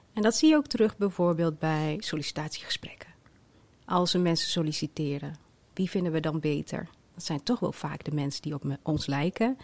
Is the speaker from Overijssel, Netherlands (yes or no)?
yes; Twente, Overijssel, Netherlands; Mijn ouders zijn in Marokko geboren. Ikzelf in Twente